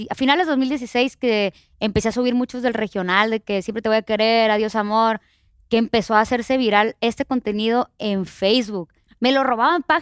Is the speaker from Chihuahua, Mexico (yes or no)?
no; Culiacán, Sinaloa, Mexico; moved away; Yo soy de Culiacán, Sinaloa, ¿no?